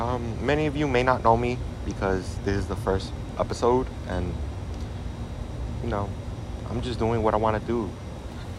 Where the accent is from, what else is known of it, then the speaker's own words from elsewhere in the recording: Chicago, Illinois, United States; Born and raised in Chicago